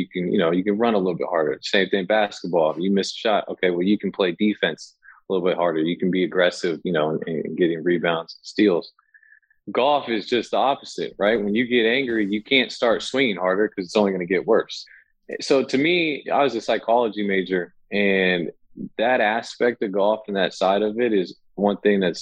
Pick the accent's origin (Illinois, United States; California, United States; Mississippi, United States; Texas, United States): California, United States; Fairfield; now in Sacramento, United States; I grew up in Fairfield.